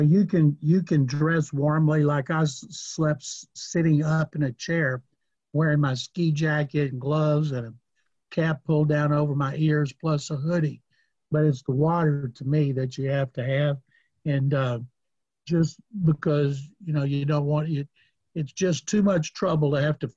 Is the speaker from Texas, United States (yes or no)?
yes; Waco, Texas, United States; also born or lived in Houston; When I was growing up in Waco